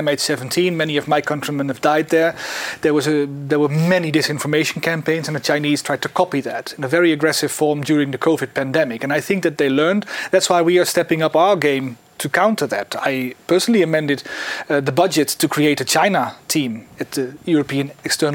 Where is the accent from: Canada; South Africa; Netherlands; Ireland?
Netherlands; my home country, the Netherlands